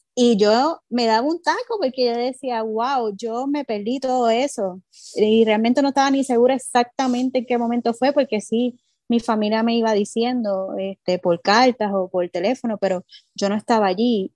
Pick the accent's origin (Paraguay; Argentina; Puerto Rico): Puerto Rico; Nosotras como mujeres y como boricuas y, puertorriqueñas